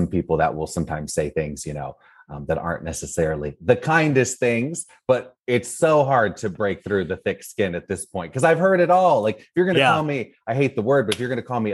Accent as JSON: {"language": "English", "area": "Orange County", "region": "California", "country": "United States", "tie": "born or raised there", "lives_now": "Los Angeles, United States", "said": "I grew up in Orange County, California"}